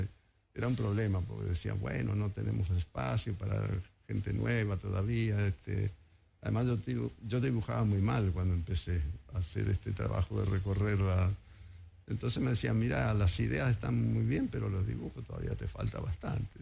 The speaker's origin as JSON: {"language": "Spanish", "region": "Mendoza", "country": "Argentina", "tie": "born or raised there", "moved": "yes", "lives_now": "Buenos Aires, Argentina", "said": "yo soy mendocino y cuando era chico"}